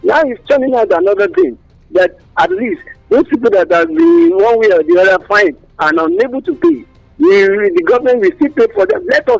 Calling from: Abeokuta, Ogun State, Nigeria; calling from Abeokuta.

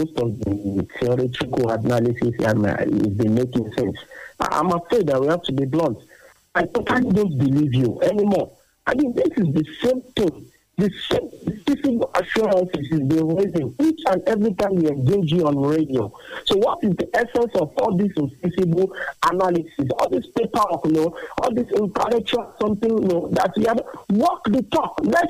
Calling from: Abeokuta, Ogun State, Nigeria; I'm calling from Abeokuta.

